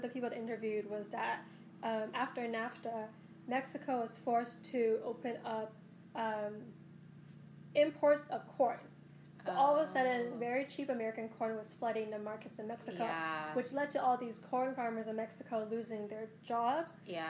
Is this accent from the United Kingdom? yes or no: yes; Scotland, United Kingdom; also born or lived in Taiwan / Boston, United States; because I was born in Taiwan, and then I was raised partly in Boston, but also partly in Scotland, especially in my formative years in Scotland.